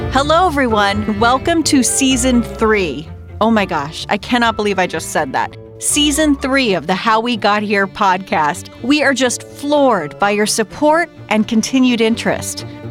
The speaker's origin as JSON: {"language": "English", "region": "Southern Maryland", "country": "United States", "tie": "born or raised there", "said": "I'm originally from Southern Maryland, and I grew up near Dr. Mudd's house"}